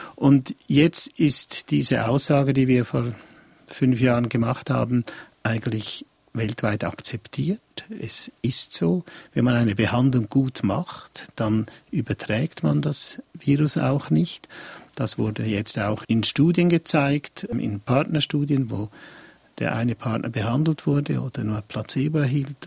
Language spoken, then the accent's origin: German; Switzerland; bei uns in der Schweiz